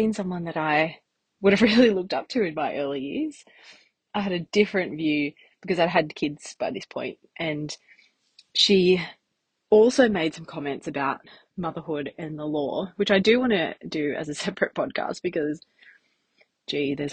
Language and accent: English; Newcastle, New South Wales, Australia; I grew up in Newcastle. I went to uni here